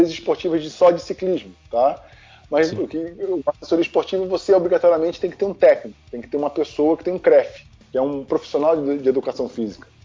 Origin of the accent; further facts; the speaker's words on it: Rio de Janeiro, Brazil; Aí o pessoal uhum. de Jacarepaguá me ligando, aí eu falei, ah, eu sou de Jacarepaguá, aí eu tenho um grupo tal.